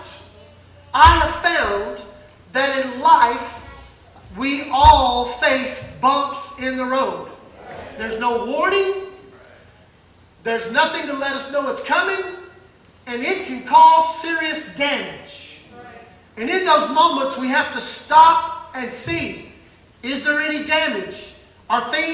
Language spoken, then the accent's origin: English; Mississippi, United States; I grew up in Mississippi.